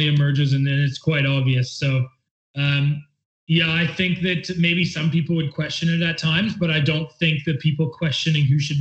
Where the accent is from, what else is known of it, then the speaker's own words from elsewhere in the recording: near Kingston, Ontario, Canada; being so close to my hometown